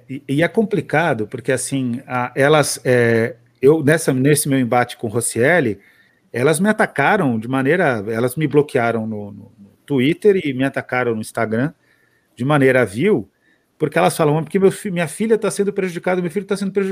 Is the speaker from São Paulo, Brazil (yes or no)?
yes; São Paulo, Brazil; Eu falo porta também, sou paulistana.